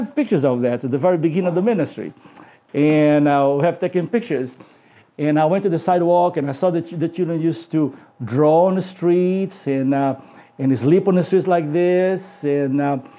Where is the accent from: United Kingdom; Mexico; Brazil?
Brazil; moved away; I was from Brazil